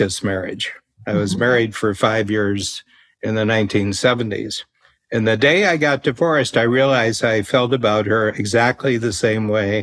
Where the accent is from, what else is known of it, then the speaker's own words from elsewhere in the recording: United States; now in Canada; I'm an American